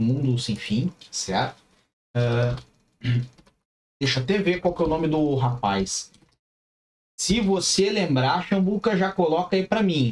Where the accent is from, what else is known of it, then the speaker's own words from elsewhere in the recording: Curitiba, Paraná, Brazil; moved away as an adult; now in Portugal; foi lá pra minha cidade, foi pra Curitiba